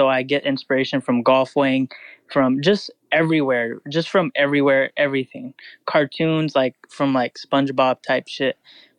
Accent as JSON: {"language": "English", "town": "Fresno", "region": "California", "country": "United States", "said": "Fresno, California."}